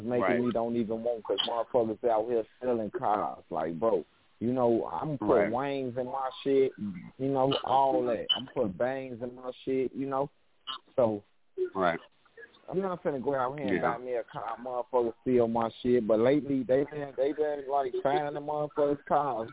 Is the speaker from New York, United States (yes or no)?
no; Chicago, Illinois, United States; I'm from Chicago